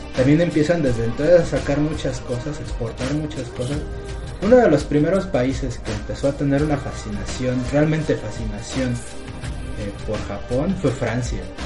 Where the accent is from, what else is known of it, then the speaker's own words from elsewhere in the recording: Mexico; los mexicanos tengamos cierta afinidad